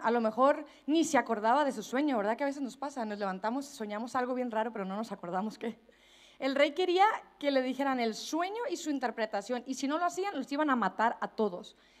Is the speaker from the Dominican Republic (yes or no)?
no; Mexico; accent: Mexican; moved away as an adult; now in Spain; hablando como mexicana